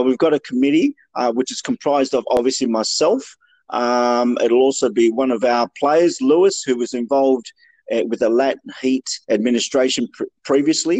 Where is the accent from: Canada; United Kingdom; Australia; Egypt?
Australia; Sydney, New South Wales; moved away as an adult; also born or lived in Peru; now in Melbourne, Australia; originally from Sydney most of my life